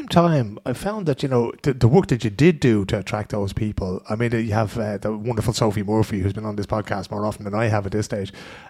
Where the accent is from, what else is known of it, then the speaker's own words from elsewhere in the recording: Ireland; Because as Irish people, we just sit down there and go, yeah, okay, two people, but we have an organisation.